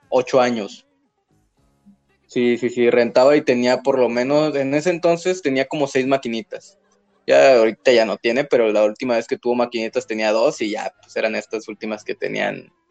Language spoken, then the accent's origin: Spanish; Monterrey, Nuevo León, Mexico; somos, somos, regios.